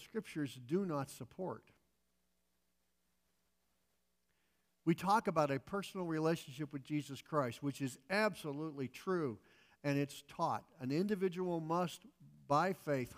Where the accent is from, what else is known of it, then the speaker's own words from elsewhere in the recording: United States; functioning as an American